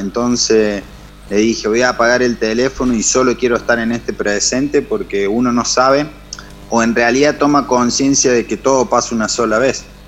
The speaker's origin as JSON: {"language": "Spanish", "region": "his town in the Sierras de Córdoba", "country": "Argentina", "said": "mi pueblo"}